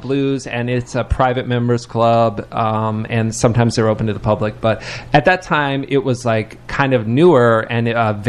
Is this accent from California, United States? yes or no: no; Lexington, Kentucky, United States; I moved here from Lexington, Kentucky, which is like about 400,000 people, so not tiny, but, you know, a smaller city.